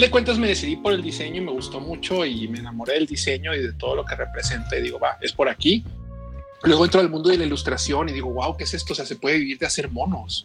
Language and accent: Spanish; Culiacán, Sinaloa, Mexico; nací en Culiacán, Sinaloa